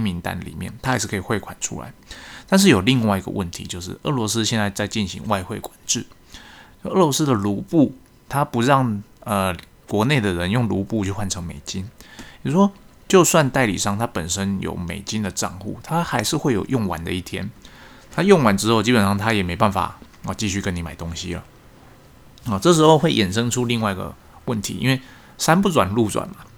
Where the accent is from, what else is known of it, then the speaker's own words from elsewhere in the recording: Taiwan; 我们台湾这边